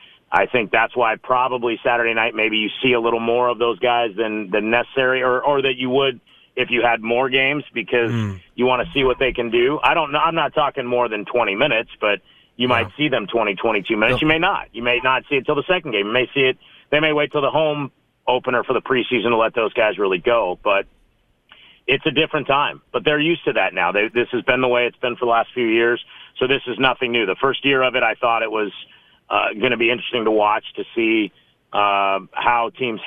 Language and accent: English; Las Vegas, Nevada, United States; the football team I grew up watching in Vegas, but I no longer root for them, so.